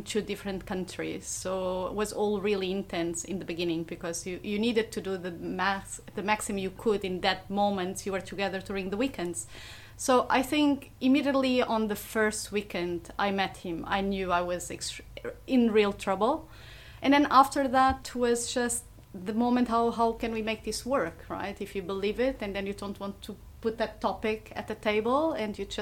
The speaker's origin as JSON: {"language": "English", "country": "Portugal", "moved": "yes", "lives_now": "Singapore", "said": "I'm coming from Portugal"}